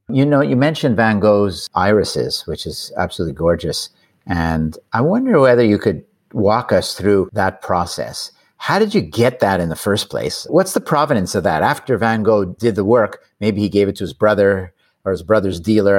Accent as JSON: {"language": "English", "country": "Canada", "said": "I'm Canadian"}